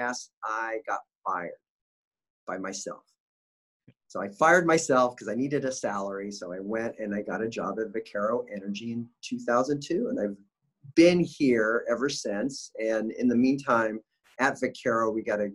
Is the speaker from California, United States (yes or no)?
yes; Bakersfield, California, United States; I grew up in Bakersfield, California